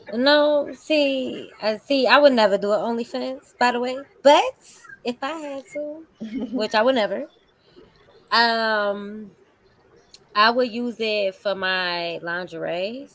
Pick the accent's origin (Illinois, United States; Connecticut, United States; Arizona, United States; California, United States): Illinois, United States; Chicago; also born or lived in Las Vegas; now in Atlanta, United States; I'm from Chicago. I know Midwest. how it is. We Midwest family